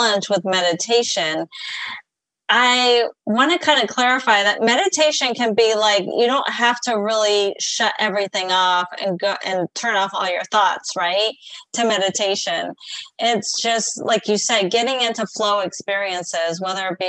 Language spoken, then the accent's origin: English; San Diego, California, United States; moved away as an adult; also born or lived in Colorado; I'm from San Diego, California